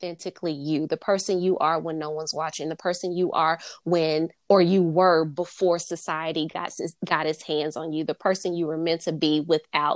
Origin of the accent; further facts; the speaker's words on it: the South, United States; I'm from the South